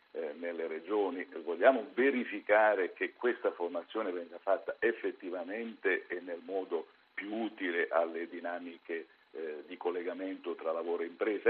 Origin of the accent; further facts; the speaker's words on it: Apulia, Italy; io sono pugliese